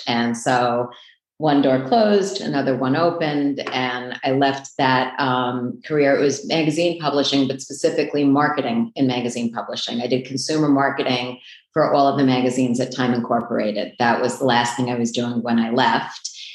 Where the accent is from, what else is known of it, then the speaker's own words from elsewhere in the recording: New York City, New York, United States; also born or lived in Port Washington, New York; I grew up in Queens, which is not far from here